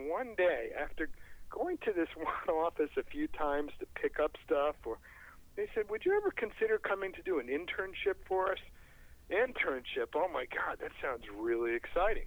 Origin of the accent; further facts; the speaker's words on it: Rockville, Maryland, United States; my hometown of Rockville, Maryland